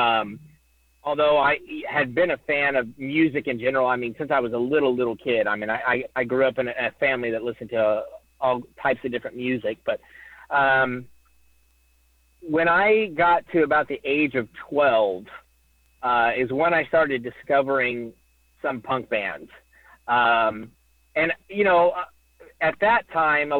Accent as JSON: {"language": "English", "region": "Oklahoma", "country": "United States", "said": "I'm from Oklahoma, not Indiana"}